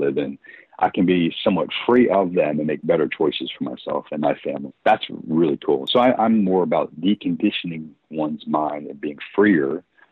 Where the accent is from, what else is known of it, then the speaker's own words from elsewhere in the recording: United States; as an American